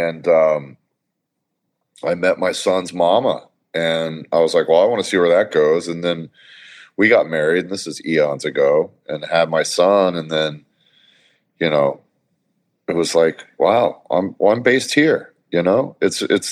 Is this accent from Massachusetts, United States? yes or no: no; Corpus Christi, Texas, United States; I grew up in Corpus Christi, Texas, where it was all about football and heavy metal